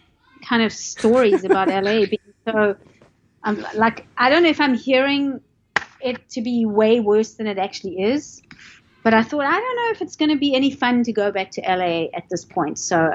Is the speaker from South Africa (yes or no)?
yes; South Africa; moved away as an adult; also born or lived in Los Angeles, United States; now in Tampa Bay area, United States; I'm from South Africa.